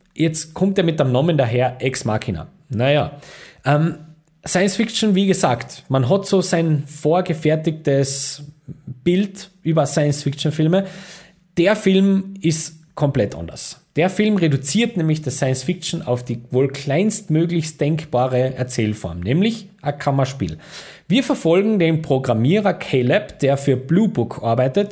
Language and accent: German; Austria; als Österreicher